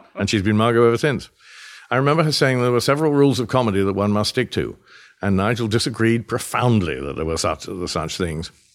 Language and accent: English; United Kingdom; moved away; we're mutually British